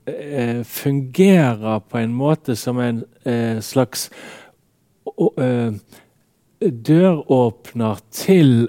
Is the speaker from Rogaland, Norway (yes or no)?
no; Radøy, Vestland, Norway; now in Bergen, Norway; Og jeg merker jo òg for meg sjøl, når jeg kom fra Radøy til Bergen, mm. hvor stor skilnaden var. Sant? For at når jeg vokste opp